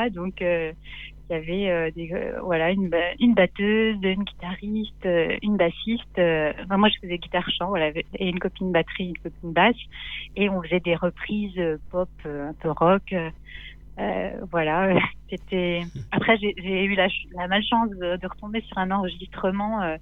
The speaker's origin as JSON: {"language": "French", "town": "Nancy", "region": "Grand Est", "country": "France", "tie": "born or raised there", "said": "à, Nancy."}